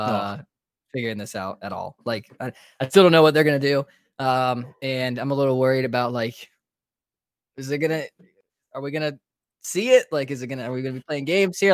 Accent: Raleigh, North Carolina, United States; moved away as an adult; now in Georgia, United States; I'm obviously originally from Raleigh, North Carolina

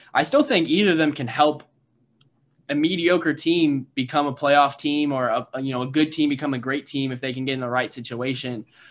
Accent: Indiana, United States; I'm from Indiana

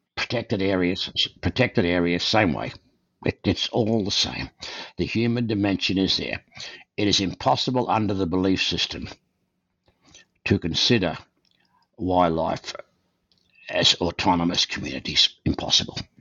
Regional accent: Australia; moved away as an adult; also born or lived in Calgary, Canada; now in Canada; Born and raised in Australia, I came to Canada in 1963

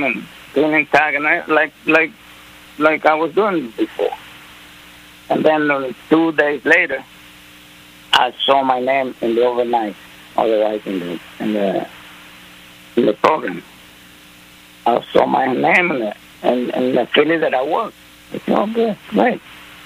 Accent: Panama; English is a second language; moved away as an adult; now in United States; I was living right in Panama

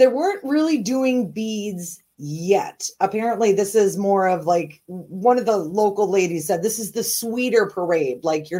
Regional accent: Minnesota, United States; also born or lived in St. Paul, Minnesota / Virginia; I was born in St. Paul, but when I was a kid, my dad worked for the government. So we moved to Washington, D.C. So I lived in Virginia until I was like 7. And then we moved back to Minnesota.

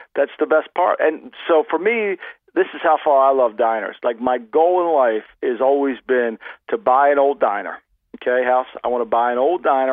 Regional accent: Ocean City, New Jersey, United States; this little beach town that I grew up in in Ocean City, New Jersey

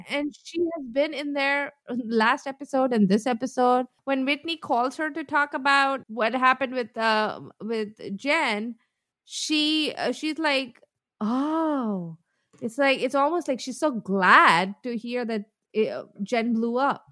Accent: India; moved away; I come from India

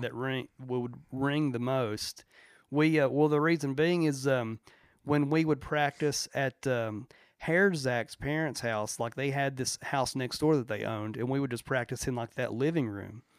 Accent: Chapmanville, West Virginia, United States; we were raised in Logan County, West Virginia, particularly Chapmanville.

